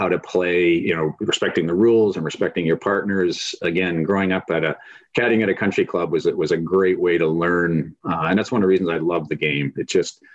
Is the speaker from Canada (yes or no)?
yes; Canada; moved away; growing up in Canada, played hockey, football, baseball, loved them all